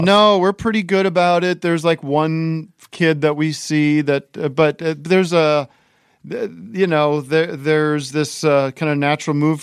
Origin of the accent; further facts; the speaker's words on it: Allentown, Pennsylvania, United States; moved away; I grew up in Allentown, Pennsylvania